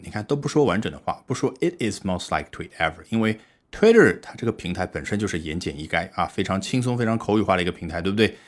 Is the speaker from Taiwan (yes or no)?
no; China; 我们中国人